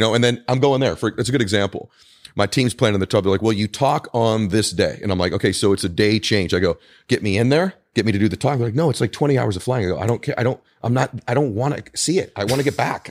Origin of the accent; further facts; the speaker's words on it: Weymouth, Massachusetts, United States; moved away; I'm also from New England originally. So I was born in Weymouth, Massachusetts.